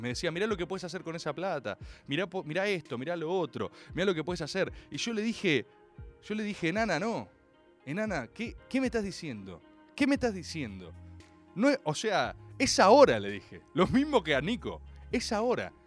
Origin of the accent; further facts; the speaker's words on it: Argentina; Soy argentino